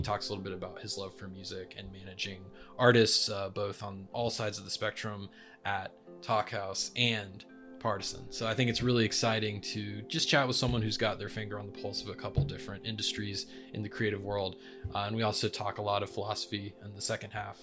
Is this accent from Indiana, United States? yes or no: no; North Carolina, United States; also born or lived in Raleigh; you're a fellow North Carolinian. I'm in Raleigh